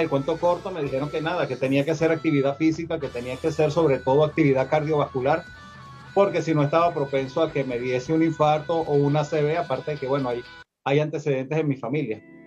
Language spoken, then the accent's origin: Spanish; Caracas, Capital District, Venezuela; moved away as an adult; now in Mexico City, Mexico; oriundo de Caracas, Venezuela y actualmente habito en, la, en este hermoso país que es como lo es México, mi segunda patria, en la Ciudad de México.